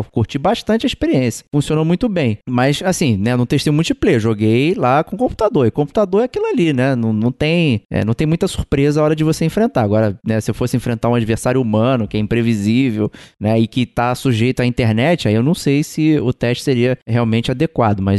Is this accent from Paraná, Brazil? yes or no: no; Rio de Janeiro, Brazil; Como um bom carioca, tem que pensar em formas alternativas de, jogar, né?